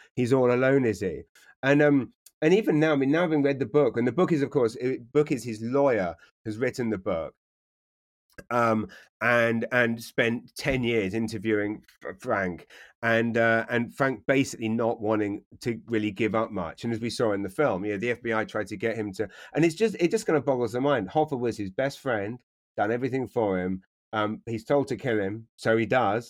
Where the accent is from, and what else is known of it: London, United Kingdom; born or raised there; moved away as an adult; also born or lived in Taplow, Berkshire; now in New Brunswick, Canada